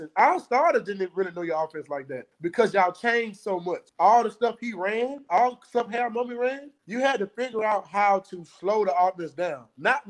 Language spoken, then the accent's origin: English; Georgia, United States; I'm from Georgia